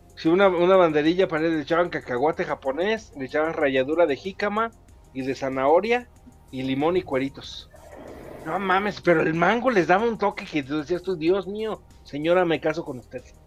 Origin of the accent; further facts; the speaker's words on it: Mexico; Yo soy mexicano